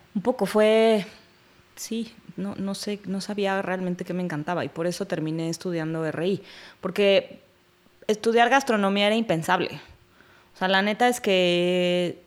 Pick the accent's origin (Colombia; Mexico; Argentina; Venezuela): Mexico; Mexico City; Soy de la Ciudad de México, originaria